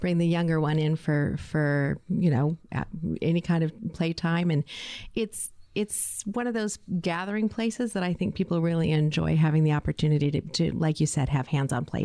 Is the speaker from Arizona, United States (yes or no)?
yes; Phoenix, Arizona, United States; now in Tucson, United States; I am a native Arizonan as well. I grew up in Phoenix.